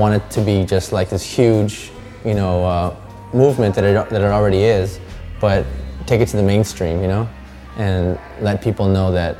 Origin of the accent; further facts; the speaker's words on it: Los Angeles, California, United States; here, born and raised in Los Angeles.